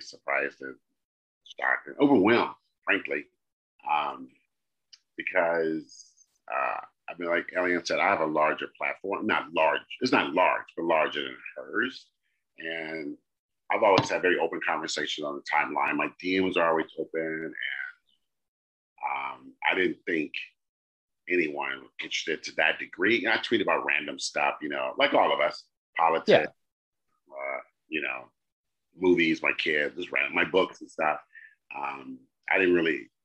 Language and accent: English; California, United States; I'm a Californian